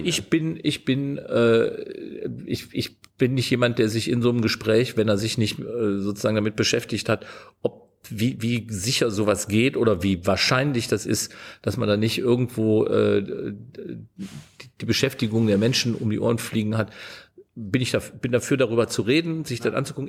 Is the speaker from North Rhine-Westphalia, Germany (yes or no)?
yes; Meerbusch, North Rhine-Westphalia, Germany; wenn ich jetzt sage, wie der Ort heißt, in dem ich geboren bin, dann hält mich jeder für einen Multimillionär, weil das ist Meerbusch bei Düsseldorf